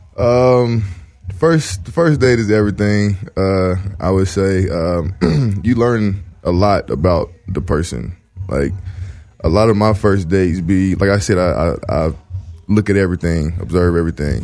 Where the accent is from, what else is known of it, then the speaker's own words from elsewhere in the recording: the South, United States; now in Los Angeles, United States; I'm from the South